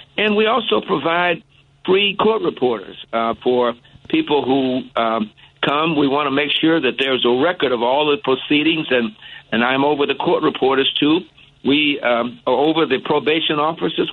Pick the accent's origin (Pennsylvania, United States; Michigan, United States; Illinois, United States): Illinois, United States; Chicago; also born or lived in Hot Springs, Arkansas; I actually grew up in uh, Chatham. I was born in Hot Springs, Arkansas, but I moved here early on, so I went to high school uh, on the south side at Hirsch High School, and I grew up in Chatham